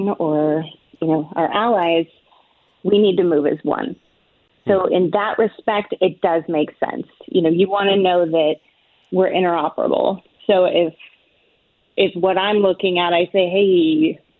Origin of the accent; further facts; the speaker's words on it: Washington, United States; now in Texas, United States; growing up in Washington State